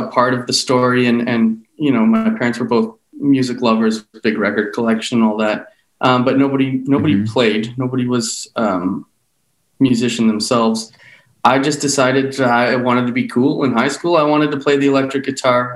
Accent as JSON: {"language": "English", "town": "Toronto", "region": "Ontario", "country": "Canada", "tie": "born or raised there", "said": "we were born and raised in Toronto in the same household my parents still have"}